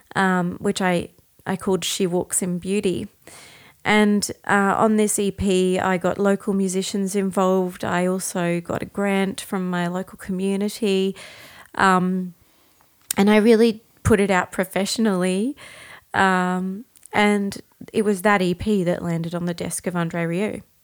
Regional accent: Brisbane, Queensland, Australia; I'm from Brisbane

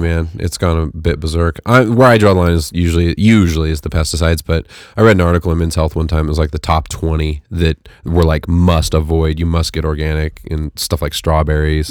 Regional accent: Fresno, California, United States; moved away; where I grew up in the Central Valley, which was, you know, In Fresno

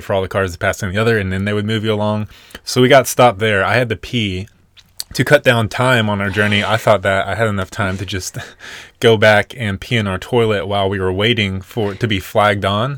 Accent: Nashville, Tennessee, United States; moved away; we are originally from born and raised in Nashville, Tennessee

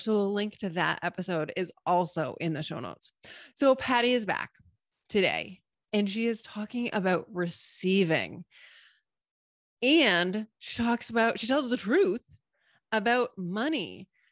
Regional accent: Massachusetts, United States; moved away; I just said wicked because I'm originally from Massachusetts

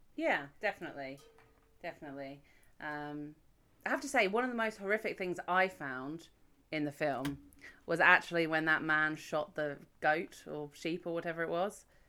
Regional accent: United Kingdom; I'm British. I've never been to an American high school

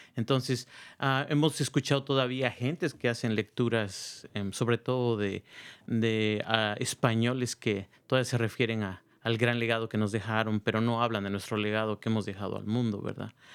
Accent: Oaxaca, Mexico; now in Marin County, United States; soy de la ciudad de Oaxaca

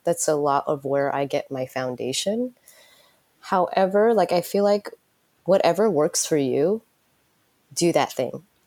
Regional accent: United States; moved away as an adult; also born or lived in San Francisco; now in Tokyo, Japan; growing up in United States

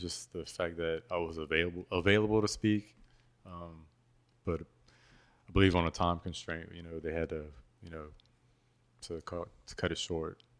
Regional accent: Patterson, Louisiana, United States; born or raised there; moved away

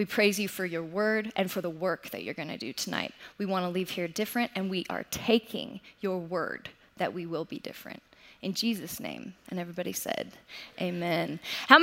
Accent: Colorado, United States; born or raised there

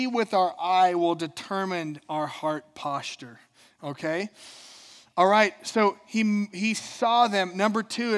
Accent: Minnesota, United States; I'm from Minnesota

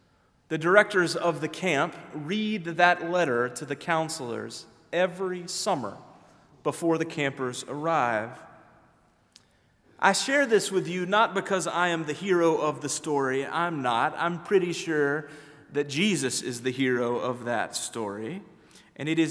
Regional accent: Memphis, Tennessee, United States; now in Decatur, United States; my hometown of Memphis

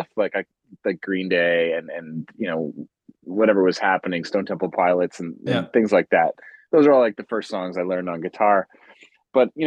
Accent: St. Albert, Alberta, Canada; also born or lived in Edmonton, Alberta; I'm from Edmonton, Alberta, St. Albert, actually.

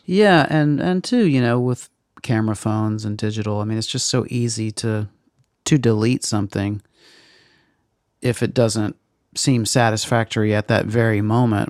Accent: Meridian, Mississippi, United States; moved away; In Meridian, Mississippi

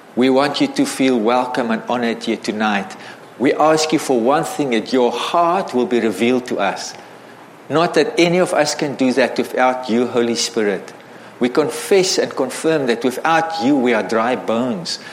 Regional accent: South Africa; I grew up in South Africa as a white South African

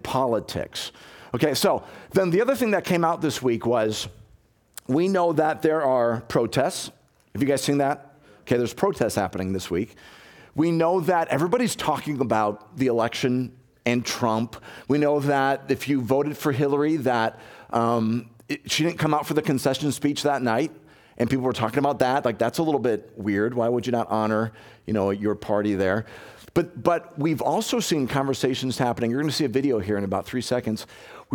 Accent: Chicago, Illinois, United States; moved away; I'm from Chicago originally

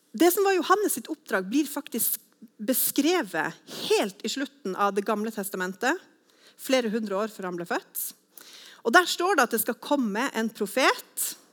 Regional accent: Northern Norway, Norway; moved away as an adult; now in Sandnes, Norway; jeg er fra en annen landsdel. Men eh, jeg er egentlig fra Nord-Norge, men flytta hit da for 15 år siden

